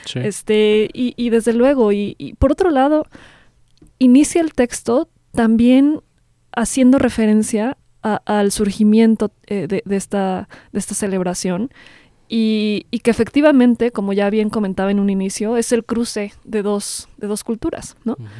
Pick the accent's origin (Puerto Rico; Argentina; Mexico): Mexico; nos conforman como mexicanos